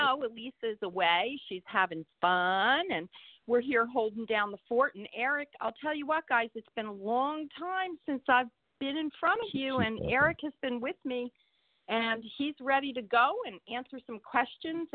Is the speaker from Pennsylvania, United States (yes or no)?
yes; Eastern Pennsylvania, United States; I'm from Eastern Pennsylvania, which is on the border of New Jersey